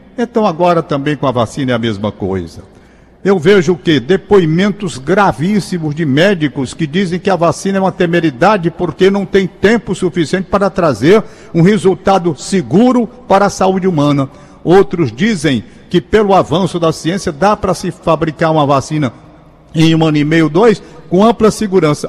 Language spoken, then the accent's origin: Portuguese; Fortaleza, Ceará, Brazil; Eu sou um cara da Gentilândia. Eu nasci na Gentilândia, moro na Gentilândia